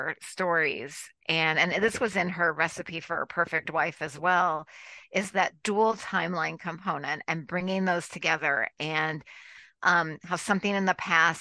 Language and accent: English; Illinois, United States; I grew up in Illinois